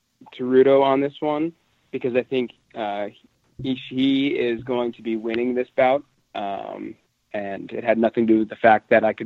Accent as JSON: {"language": "English", "town": "Missoula", "region": "Montana", "country": "United States", "tie": "born or raised there", "said": "my hometown in Montana is known as the Garden City"}